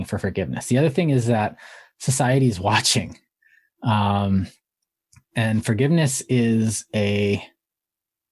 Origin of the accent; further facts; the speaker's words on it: Canada; I'm Canadian.